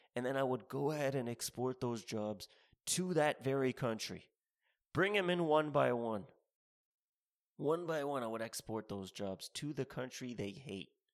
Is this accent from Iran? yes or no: no; Canada; moved away as an adult; also born or lived in Ontario; now in United States; I'm from Canada.